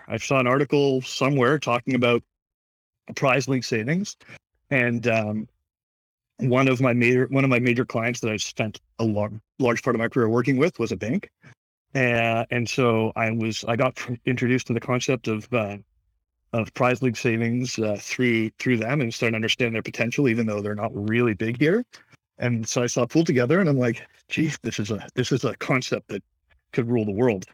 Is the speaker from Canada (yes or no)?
yes; Toronto, Ontario, Canada; I'm from Toronto, born and raised